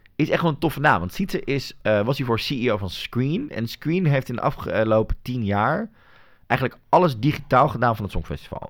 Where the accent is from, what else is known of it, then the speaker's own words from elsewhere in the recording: Netherlands; ik als Nederlander